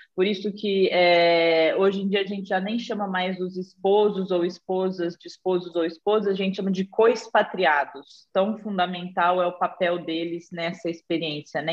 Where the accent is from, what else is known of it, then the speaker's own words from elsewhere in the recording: Batatais, São Paulo, Brazil; accent: caipira; moved away; also born or lived in Ribeirão Preto; eu sou de Batatais, que é uma cidade bem pequenininha ao lado de Ribeirão Preto